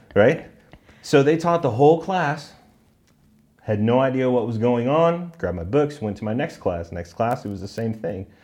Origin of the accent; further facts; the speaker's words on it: Southern California, United States; also born or lived in Irvine, California / San Juan Capistrano, California; now in Colorado, United States; growing up in Southern California